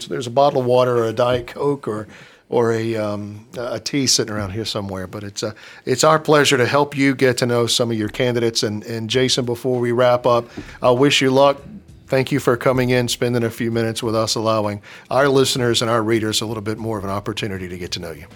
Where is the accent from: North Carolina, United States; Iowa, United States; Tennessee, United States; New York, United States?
North Carolina, United States; Charlotte; I'm from here. Matter of fact, I'm, I'm the first one in my family who wasn't born in Union County. I was born up in Presbyterian Hospital on Hawthorne Lane.